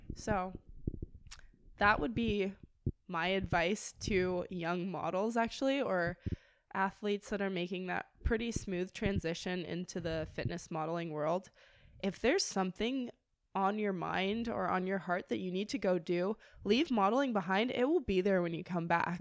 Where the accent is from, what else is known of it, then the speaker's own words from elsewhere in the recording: Manhattan Beach, California, United States; I grew up in Manhattan Beach